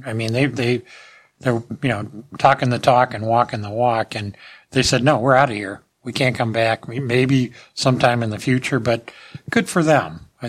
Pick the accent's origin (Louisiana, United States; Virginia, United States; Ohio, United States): Ohio, United States; Cleveland; now in Columbus, United States; Case Western Reserve University in my hometown, Cleveland, Ohio.